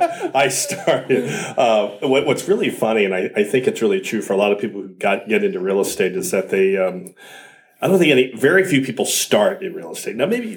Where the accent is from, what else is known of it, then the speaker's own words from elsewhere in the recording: Upper Marlboro, Maryland, United States; also born or lived in Pennsylvania; I was born in Bethesda and okay. raised at different parts of Maryland and Pennsylvania.